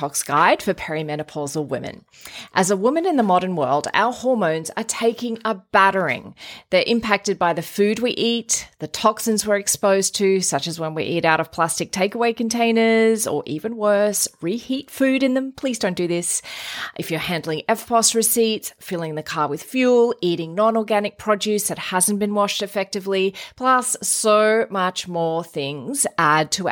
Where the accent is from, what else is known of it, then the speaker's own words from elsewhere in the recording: Queensland, Australia; as a Queenslander